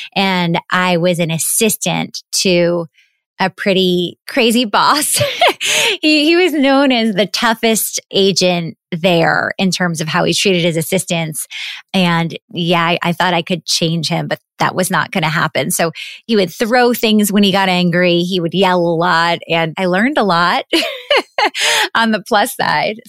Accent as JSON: {"language": "English", "town": "New York City", "region": "New York", "country": "United States", "tie": "born or raised there", "said": "I grew up in New York City, right in the heart of Manhattan on the twenty-sixth floor of an apartment building."}